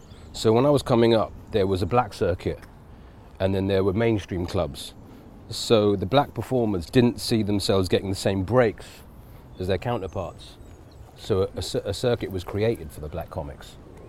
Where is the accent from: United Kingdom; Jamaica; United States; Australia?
United Kingdom; England; even being Indian, but growing up in England, I was living two worlds at the same time.